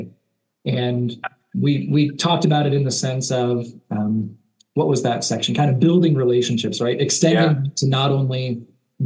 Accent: Chicago, Illinois, United States; a kid growing up around Chicago

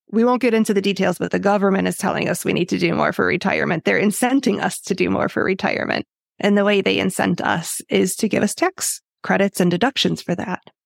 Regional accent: Illinois, United States; I grew up in Illinois

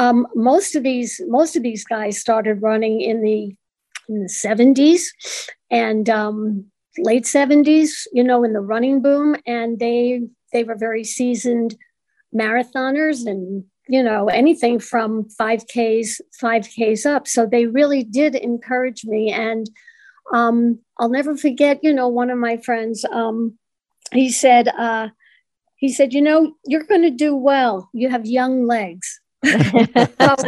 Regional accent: New York City, New York, United States; now in Cleveland, United States; And I am from New York originally. I'm from Brooklyn, New York.

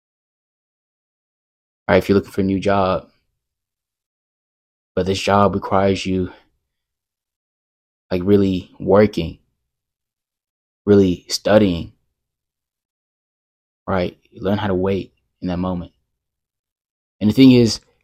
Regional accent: Texas, United States; I'm from Texas

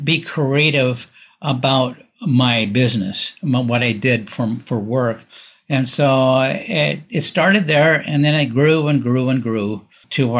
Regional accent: Newport Beach, California, United States; moved away as an adult; also born or lived in Washington State; I grew up in Newport Beach, California, in a very wealthy area on an island in the middle of the Newport Harbor

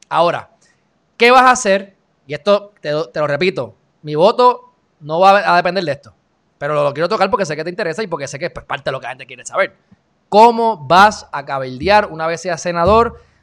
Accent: Puerto Rico; soy puertorriqueño

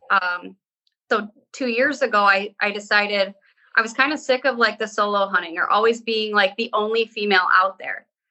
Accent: Great Lakes, United States; I grew up on the Great Lakes

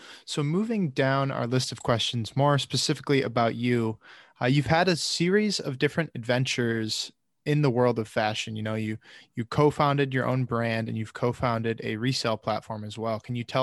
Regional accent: Michigan, United States; that's where I live.

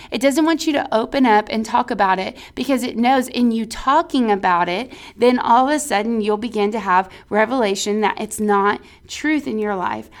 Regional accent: Texas, United States; we're from Texas

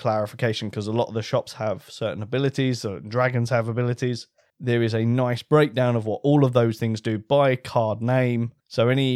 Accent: United Kingdom; We're British

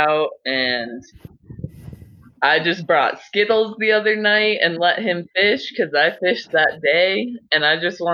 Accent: Durango, Colorado, United States; also born or lived in Denver, Colorado; now in Granby, United States; I was born in Denver, and there was a lot of crime around where my parents lived, so they decided to move us to Durango. And that's a very, like, Western touristy town with river next to all of my schools.

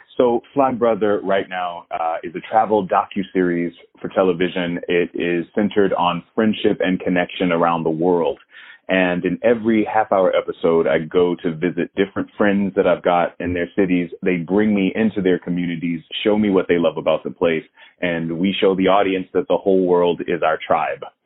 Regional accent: Florida, United States; moved away; I'm from Florida originally

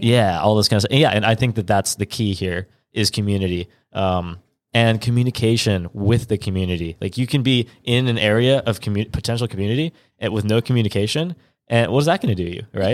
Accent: California, United States; I'm kind of from California

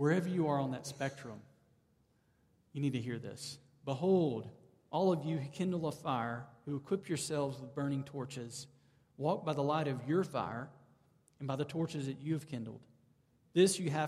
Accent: the South, United States; moved away; I grew up in the South. I'm now back in the South.

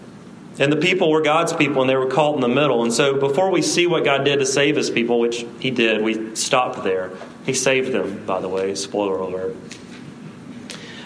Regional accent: South Alabama, United States; I say route because I'm from South Alabama

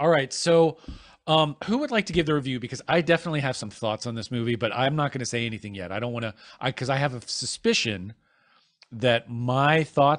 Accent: Ohio, United States; I'm from Ohio, and almost no one rides their bike on the ice and snow.

